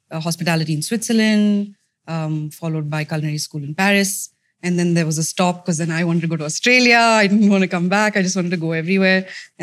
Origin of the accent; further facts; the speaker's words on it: Mumbai, Maharashtra, India; So I'm from Bombay. I grew up there.